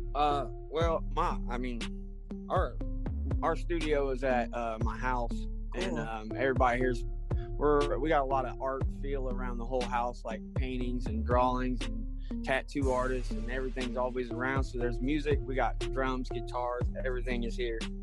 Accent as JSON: {"language": "English", "region": "Indiana", "country": "United States", "said": "I'm from Indiana, Midwest."}